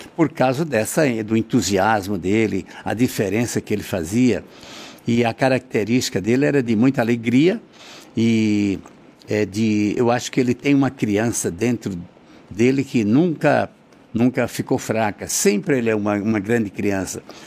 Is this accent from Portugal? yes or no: no; Northeast Region, Brazil; moved away; sou nordestino